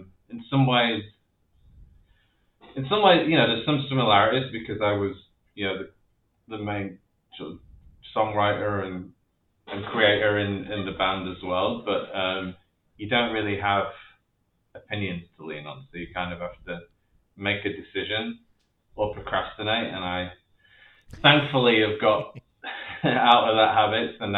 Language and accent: English; near Leeds, Yorkshire and the Humber, United Kingdom; moved away; growing up in Leeds, which was not that I grew up in the city, but Leeds was the nearest city to the town I grew up